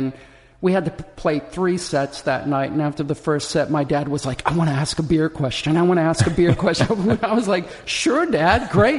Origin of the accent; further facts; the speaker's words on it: Charlotte, North Carolina, United States; accent: southern; also born or lived in Des Moines, Iowa / New Jersey; You know, I was born in Des Moines, Iowa, then moved to Charlotte, North Carolina, and then we moved up to Jersey, and I learned very quickly that I had to lose my southern accent as fast as possible